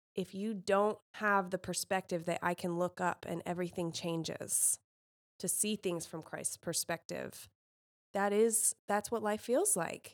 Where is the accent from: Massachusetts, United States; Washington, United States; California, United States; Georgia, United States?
California, United States; now in Indiana, United States; as a Californian